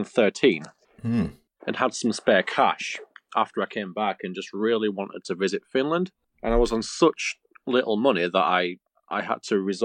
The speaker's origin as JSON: {"language": "English", "town": "Halifax", "region": "Yorkshire and the Humber", "country": "United Kingdom", "tie": "born or raised there", "said": "Halifax, West Yorkshire, England, which is in the north of England."}